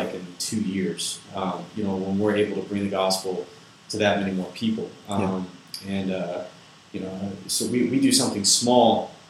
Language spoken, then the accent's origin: English; Louisville, Kentucky, United States; I'm from Louisville, Kentucky. I've lived here my whole life